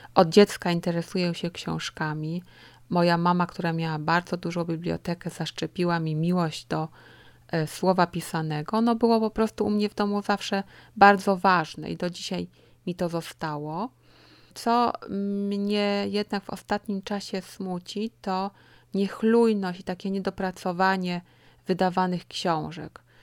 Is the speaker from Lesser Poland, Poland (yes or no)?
yes; Kraków, Lesser Poland, Poland; moved away as an adult; now in Ruhr area, Germany; Od 2007 roku mieszkam w Niemczech, w Zagłębiu Rury, ale pochodzę z południa Polski. Kraków to moje miasto